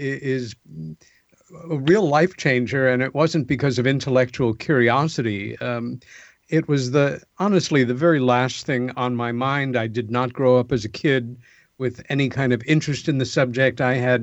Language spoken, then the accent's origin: English; Long Island, New York, United States; the home that we grew up in on Long Island, about 30 miles east of Manhattan.